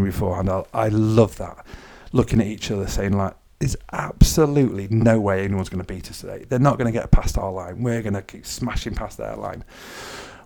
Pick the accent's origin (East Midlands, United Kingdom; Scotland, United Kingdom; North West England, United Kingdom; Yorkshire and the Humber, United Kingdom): North West England, United Kingdom; Knutsford; moved away as an adult; also born or lived in Manchester / Wales / Isle of Man; now in Onchan, Isle of Man; my hometown, Knutsford in Cheshire